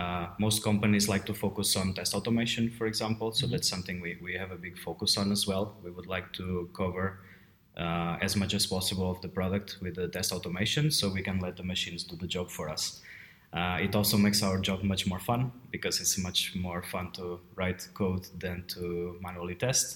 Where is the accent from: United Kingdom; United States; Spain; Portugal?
Portugal; moved away as an adult; also born or lived in Brno, Czech Republic; now in Prague, Czech Republic; I'm from Portugal, but I've been living in the Czech Republic for a long time. It's been 11 years now.